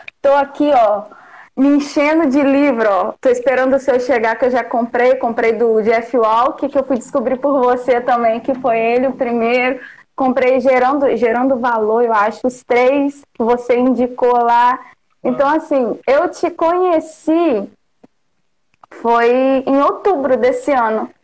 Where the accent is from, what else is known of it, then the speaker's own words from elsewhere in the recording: Porciúncula, Rio de Janeiro, Brazil; also born or lived in Belford Roxo / Natividade; Eu nasci em Porciúncula